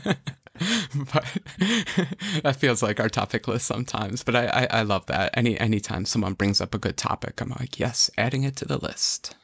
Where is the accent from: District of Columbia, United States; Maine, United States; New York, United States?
New York, United States; I'm, I'm from New York.